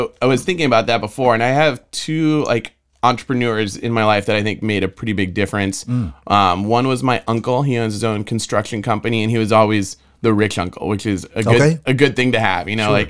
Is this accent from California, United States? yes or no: yes; Burbank, California, United States; now in San Diego, United States; I grew up in Burbank, California.